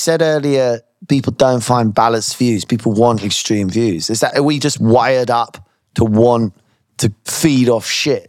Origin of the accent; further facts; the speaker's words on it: United Kingdom; as a Brit